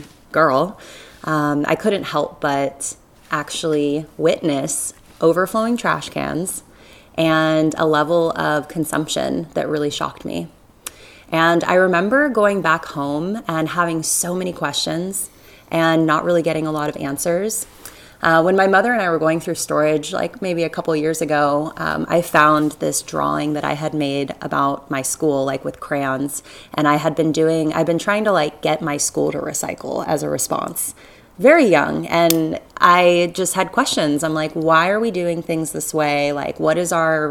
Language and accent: English; Southwest Florida, United States; I grew up in Southwest Florida